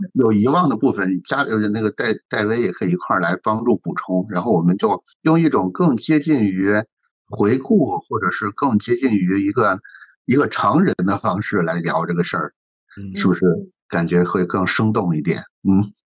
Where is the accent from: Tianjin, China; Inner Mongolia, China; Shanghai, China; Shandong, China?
Shandong, China; 我作为一个山东人